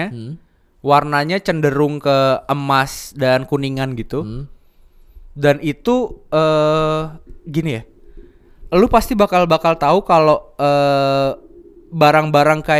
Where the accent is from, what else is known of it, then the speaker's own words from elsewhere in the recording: Java, Indonesia; yang gue tahu terakhir di di kampung gue di Jawa